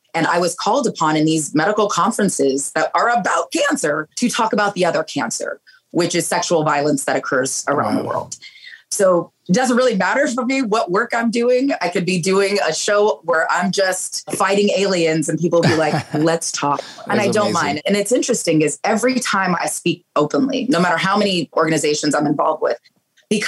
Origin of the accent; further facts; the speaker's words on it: Pleasanton, California, United States; from Pleasanton, you know, the town that I grew up in Northern California